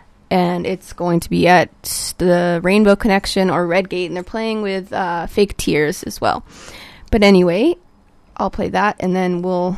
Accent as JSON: {"language": "English", "region": "Southern California", "country": "United States", "moved": "as an adult", "lives_now": "Vancouver, Canada", "said": "I'm from SoCal"}